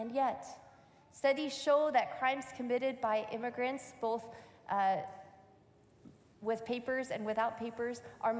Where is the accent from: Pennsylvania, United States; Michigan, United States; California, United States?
Michigan, United States; I grew up in Michigan, and this was my home church